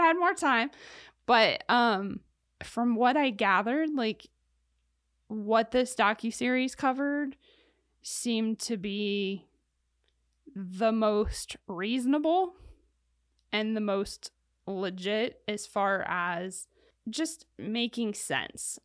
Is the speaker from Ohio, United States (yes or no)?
yes; Ohio, United States; I come from Ohio in a city